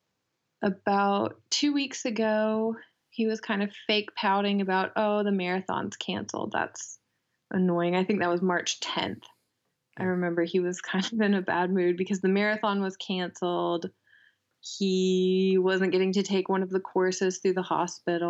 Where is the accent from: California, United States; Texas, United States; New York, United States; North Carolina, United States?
North Carolina, United States; Asheville; moved away as an adult; now in Freiburg, Germany; I grew up in Asheville. I'm half American, half German.